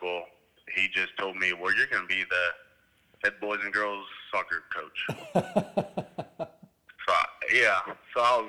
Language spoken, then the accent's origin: English; Miami, Florida, United States; now in Meeker, Oklahoma, United States; I was born in Miami, Florida, from immigrant parents